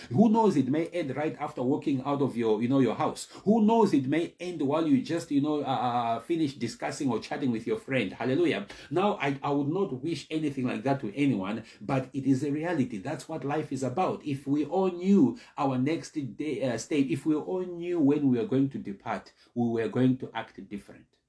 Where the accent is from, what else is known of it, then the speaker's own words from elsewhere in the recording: South Africa; moved away as an adult; also born or lived in Malawi; now in Ireland; I was born in Malawi. And then we emigrated to South Africa where I was raised